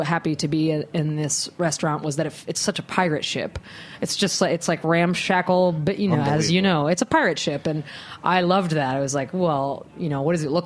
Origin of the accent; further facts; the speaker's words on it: Harrisburg, Pennsylvania, United States; now in New York, United States; I was raised in the East Coast